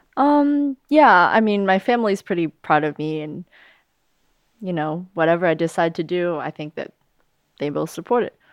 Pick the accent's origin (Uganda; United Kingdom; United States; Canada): United States; I was born here, so I'm of American nationality